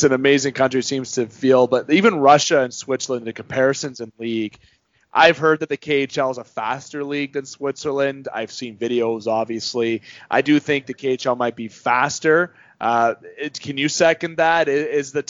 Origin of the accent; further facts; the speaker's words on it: Canada; being a Canadian